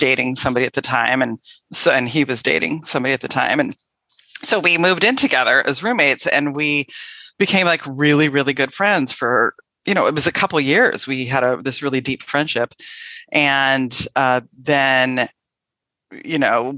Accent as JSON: {"language": "English", "town": "Tigard", "region": "Oregon", "country": "United States", "tie": "born or raised there", "also_born_or_lived": "La Grande, Oregon / Beaverton, Oregon", "said": "I was raised in the Portland area, Portland, Oregon, actually a suburb called Tigard, and grew up there"}